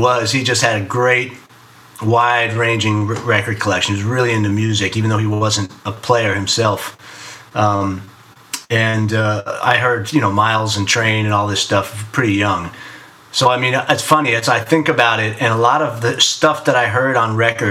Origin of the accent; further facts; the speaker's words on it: Miami, Florida, United States; now in New York, United States; I grew up in Miami, but I was the kid who said water, you know, instead of water